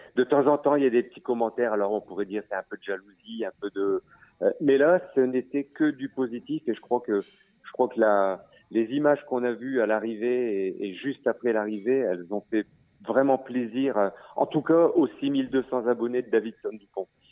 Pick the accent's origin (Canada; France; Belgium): France; Maubeuge, Hauts-de-France; now in Territoire de Belfort, France; habitant euh, Maubeuge